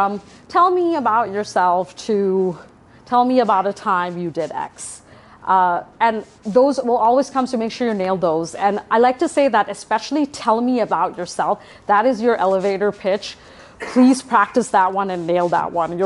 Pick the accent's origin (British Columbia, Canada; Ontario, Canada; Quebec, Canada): Ontario, Canada; Toronto; I'm from Toronto, I'm Canadian